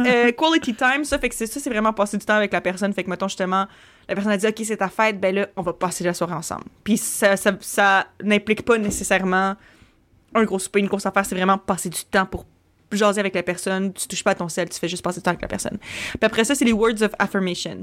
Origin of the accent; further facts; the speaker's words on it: Quebec City, Quebec, Canada; now in Montreal, Canada; Moi, je viens de Québec. Puis à un moment donné, moi, j'ai déménagé à Montréal.